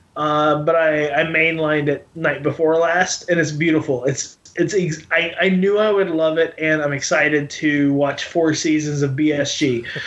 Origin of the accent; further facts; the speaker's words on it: Arkansas, United States; I grew up in Arkansas